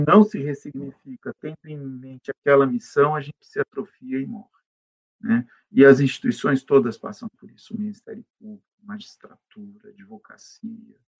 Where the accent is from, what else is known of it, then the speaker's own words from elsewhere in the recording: São Paulo, Brazil; nasci aqui em São Paulo, aqui fiquei em São Paulo